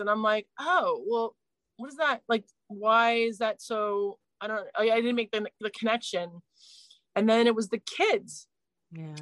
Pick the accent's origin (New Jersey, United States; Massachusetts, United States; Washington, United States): New Jersey, United States; moved away as an adult; also born or lived in New York City; now in London, United Kingdom; raised in New Jersey